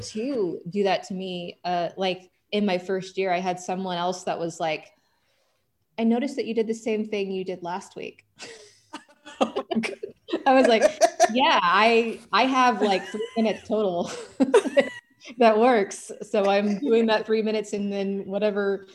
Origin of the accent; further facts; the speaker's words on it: Oklahoma City, Oklahoma, United States; moved away as an adult; also born or lived in Alaska; now in Phoenix, United States; I grew up in Oklahoma City, and I went to school in Norman, Oklahoma